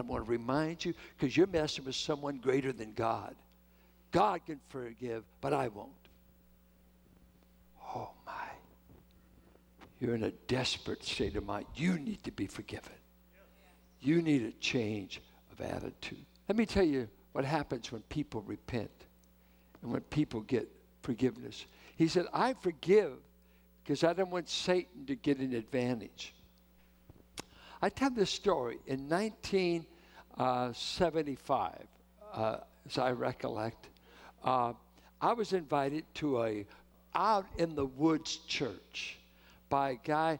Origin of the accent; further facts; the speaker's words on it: Richmond, California, United States; I'm from Richmond.